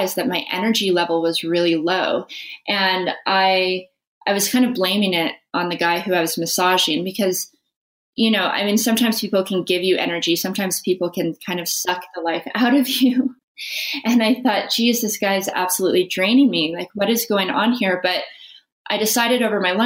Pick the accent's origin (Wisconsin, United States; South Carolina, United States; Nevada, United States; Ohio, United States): Nevada, United States; Las Vegas; I grew up in Las Vegas